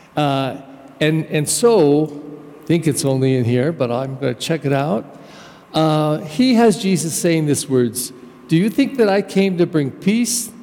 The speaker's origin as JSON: {"language": "English", "country": "United States", "said": "I actually come from a German culture, but I'm American"}